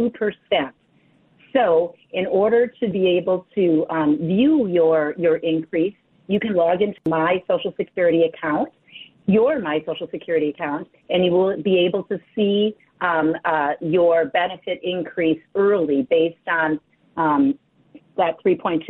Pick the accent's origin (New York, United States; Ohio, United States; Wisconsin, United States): Wisconsin, United States; I was born and raised in Wisconsin.